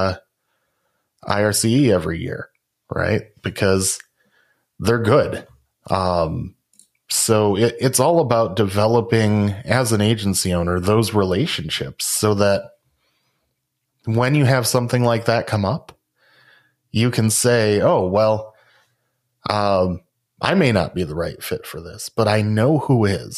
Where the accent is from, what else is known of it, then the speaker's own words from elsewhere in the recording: Rockford, Illinois, United States; my hometown of Rockford, Illinois